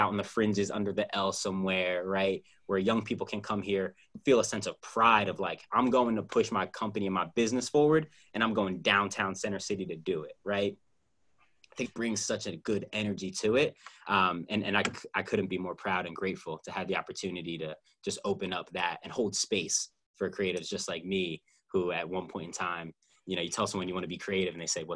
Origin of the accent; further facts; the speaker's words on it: Philadelphia, Pennsylvania, United States; I'm Philadelphian